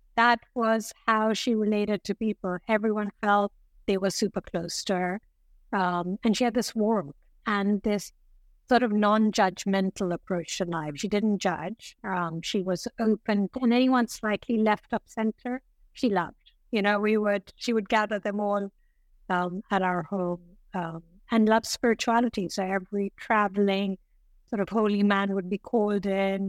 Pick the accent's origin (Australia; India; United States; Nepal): India; northern India; moved away as an adult; also born or lived in London, United Kingdom; when I was four, my mother, we went back to India to see my maternal grandmother